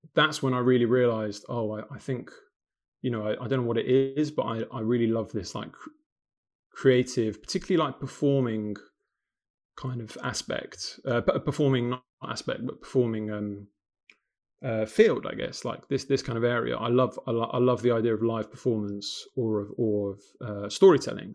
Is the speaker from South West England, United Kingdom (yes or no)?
no; London, United Kingdom; accent: London; also born or lived in Sarajevo, Bosnia and Herzegovina; I was born in Sarajevo in 1990, uh, but my family escaped the the war just before Sarajevo became completely besieged um, in 1992, and we came to London. Um, and I've grown up in London, um, hence my kind of London accent